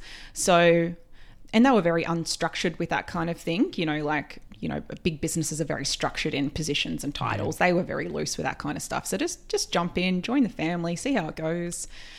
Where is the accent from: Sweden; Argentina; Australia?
Australia; New South Wales; also born or lived in London; Down from Tweed Heads.